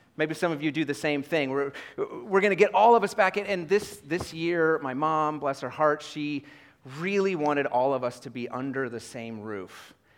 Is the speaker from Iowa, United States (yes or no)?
yes; Iowa, United States; moved away; I grew up in Iowa